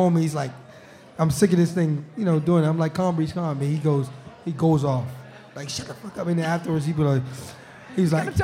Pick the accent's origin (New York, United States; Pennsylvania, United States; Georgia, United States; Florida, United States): Florida, United States; Miami; moved away; I'm from Miami